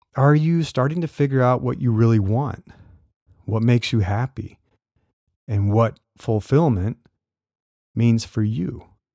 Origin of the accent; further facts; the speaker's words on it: Nebraska, United States; I grew up in Nebraska